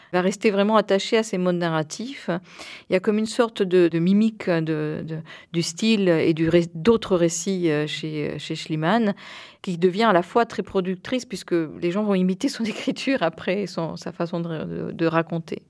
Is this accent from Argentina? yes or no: yes; Buenos Aires, Argentina; moved away; Je suis née à Buenos Aires dans une famille franco-argentine.